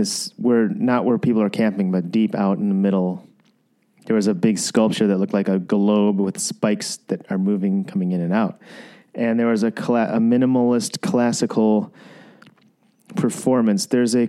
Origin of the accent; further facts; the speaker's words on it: Midwest, United States; I'm like from the Midwest. You know what I mean? We don't cry. Boys don't cry from the Midwest.